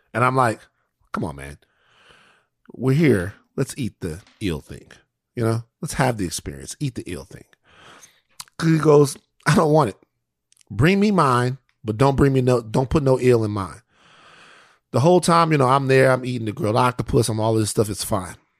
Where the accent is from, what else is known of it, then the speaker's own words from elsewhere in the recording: Louisiana, United States; I'm from Louisiana. It was amazing.